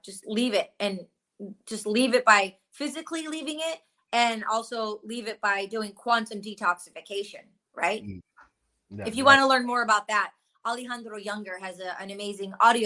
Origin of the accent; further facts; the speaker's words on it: Michigan, United States; I grew up in Michigan and my parents grew up in Detroit, and then they moved to the suburbs